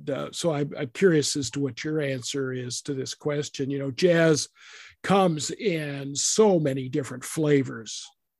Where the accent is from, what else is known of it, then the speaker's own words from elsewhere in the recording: Idaho, United States; I grew up in Idaho